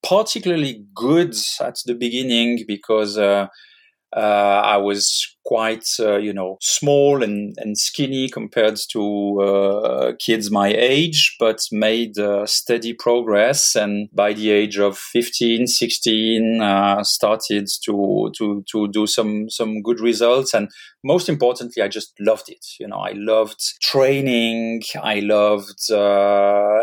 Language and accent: English; Geneva, Switzerland; I was born in Switzerland, in Geneva, grew up by the Lake of Geneva, very, you know, average life as a Swiss kid